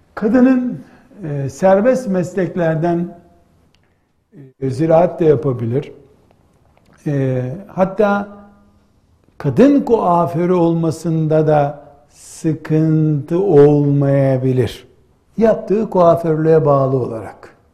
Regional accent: Black Sea Region, Turkey; bizim yine Karadeniz deyimiyle

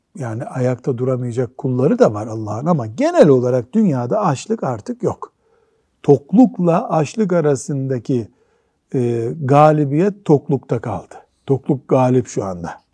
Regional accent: Black Sea Region, Turkey; bizim Karadeniz'de

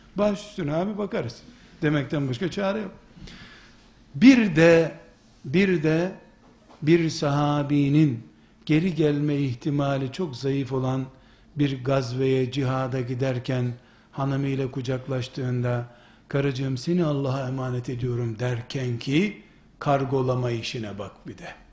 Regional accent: Turkey

